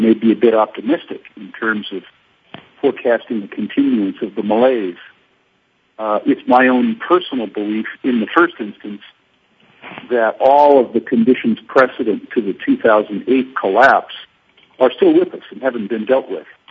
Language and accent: English; United States; moved away; I'm still American by culture.